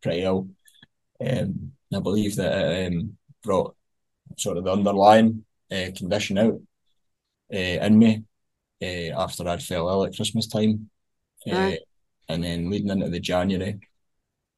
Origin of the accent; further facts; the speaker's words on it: Fife, Scotland, United Kingdom; I'm from Fife